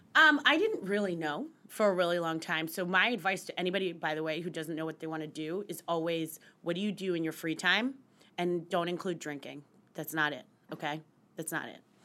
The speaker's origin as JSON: {"language": "English", "country": "United States", "tie": "born or raised there", "also_born_or_lived": "West Virginia / Pennsylvania / New York City", "moved": "as an adult", "lives_now": "New York, United States", "said": "I grew up in West Virginia, in central Pennsylvania"}